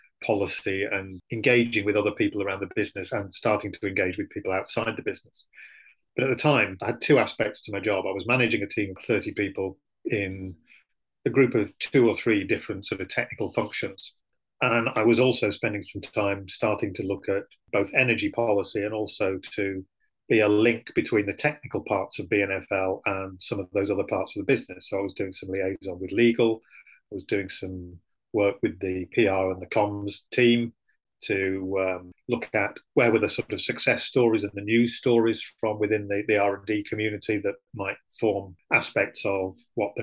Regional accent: Manchester, North West England, United Kingdom; I'm from Manchester, born and brought up in Manchester.

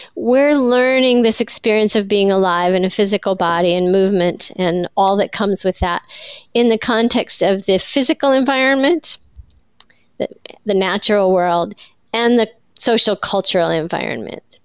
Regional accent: Iowa, United States; I grew up in Iowa

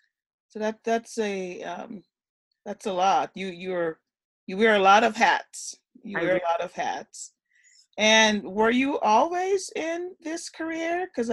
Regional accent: Guyana; now in United States; I was born in Guyana and immigrated to the U.S.

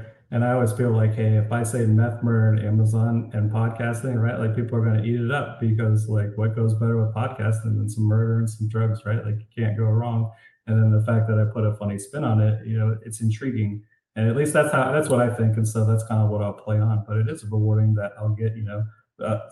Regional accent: Florida, United States; moved away; also born or lived in Colorado; I'm moving back to Florida. I'm originally from Florida

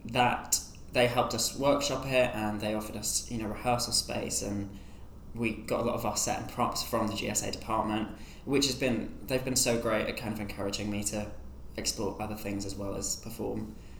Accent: Sunderland, North East England, United Kingdom; I grew up in Sunderland, which is like way up north. Somehow never really had a very strong Sunderland accent.

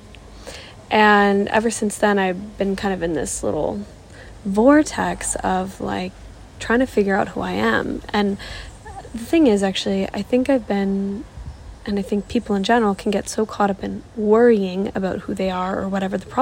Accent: Toronto, Ontario, Canada; moved away as an adult; also born or lived in South Africa; I'm from Toronto, from Canada

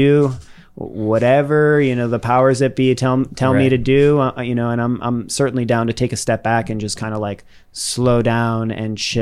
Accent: Worcester, Massachusetts, United States; I grew up in Worcester. I grew up in the second largest city in New England

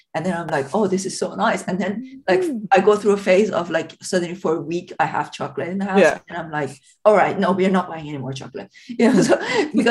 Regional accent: Iran; moved away; also born or lived in Scotland; when I was growing up in Iran

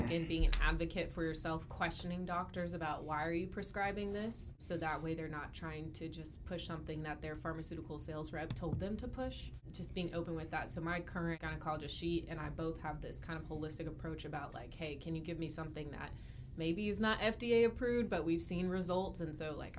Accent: Dallas, Texas, United States; I born and raised in Dallas

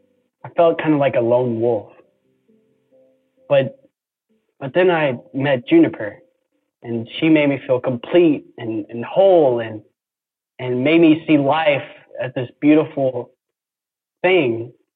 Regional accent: Beaver Creek, Wisconsin, United States; I'm 36 years old. I'm from Beaver Creek, Wisconsin.

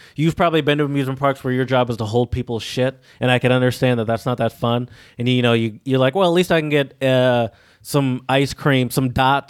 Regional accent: Detroit, Michigan, United States; Chad and I, we're from Michigan, sort of the Metro Detroit.

